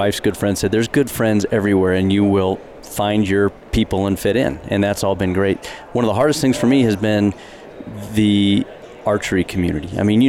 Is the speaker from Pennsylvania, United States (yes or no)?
no; Colorado, United States; moved away as an adult; now in Bozeman, United States; I was born and raised in Colorado.